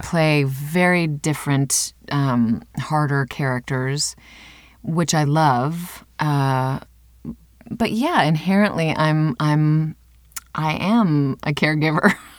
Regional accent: Cedar Falls, Iowa, United States; I grew up in Cedar Falls, Iowa

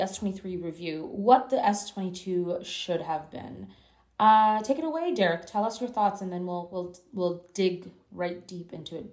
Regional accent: Canada; I'm from Canada, and I work very closely with our publications here

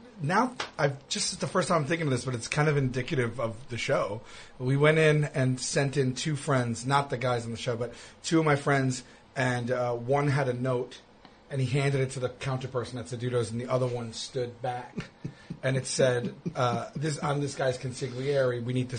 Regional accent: Staten Island, New York, United States; I split my time between Rosebank and St. George by the ferry.

